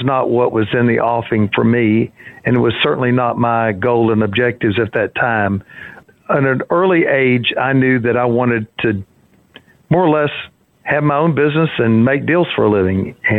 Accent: Orange, Texas, United States; Well, it was the center of my world for many years, and frankly, it provided me with a good home.

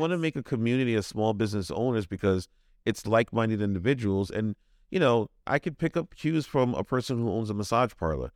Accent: New York City, New York, United States; now in Rhode Island, United States; I'm originally from Brooklyn, New York, so a lot of my family's in New York.

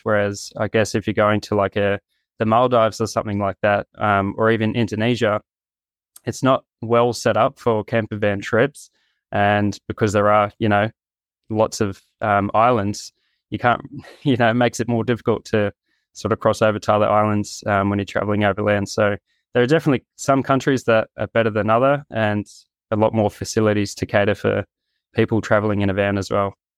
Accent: Gold Coast, Queensland, Australia; moved away; I'm from the Gold Coast in Australia

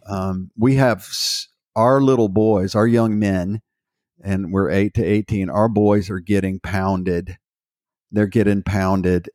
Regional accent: Houston, Texas, United States; I was raised in Houston, Texas.

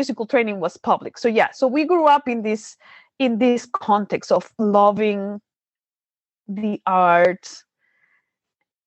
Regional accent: Maracaibo, Zulia, Venezuela; we are from Maracaibo, Venezuela. And like Gabby said, it's the hottest city in the country.

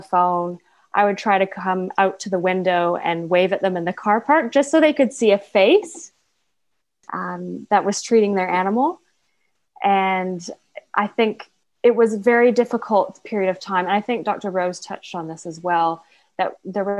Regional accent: Vancouver, British Columbia, Canada; moved away as an adult; now in New Zealand; I have a mentor back home. I'm from Vancouver

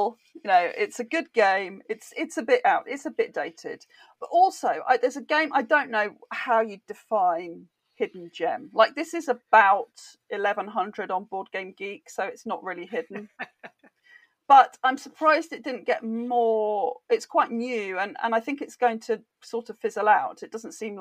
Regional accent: United Kingdom; I'm British.

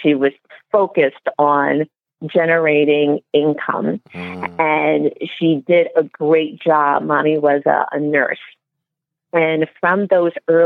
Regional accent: New York City, New York, United States; I was born and raised in the Bronx

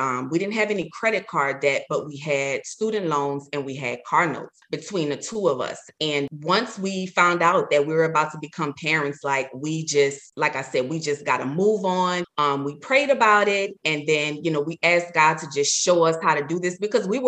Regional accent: New Orleans, Louisiana, United States; I'm from New Orleans.

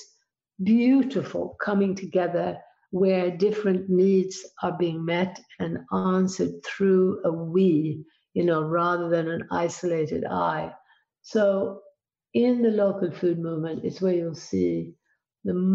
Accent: Sweden; I grew up in Sweden

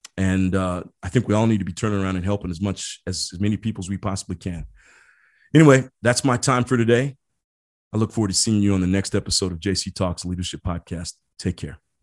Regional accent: Midwest, United States; moved away; I grew up in the Midwest.

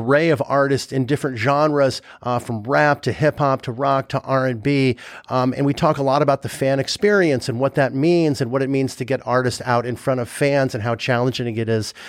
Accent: Los Angeles, California, United States; I grew up in LA. So I grew up in Sherman Oaks

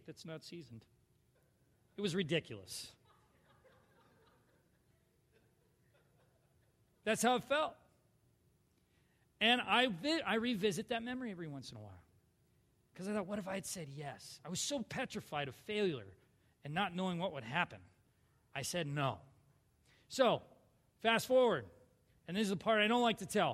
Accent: Minnesota, United States; I'm a Minnesotan

